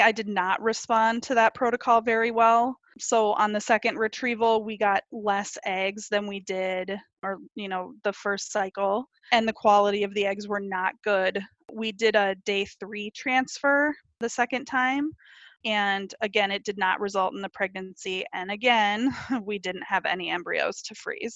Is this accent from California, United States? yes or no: no; Minneapolis, Minnesota, United States; moved away; I'm from the Minneapolis area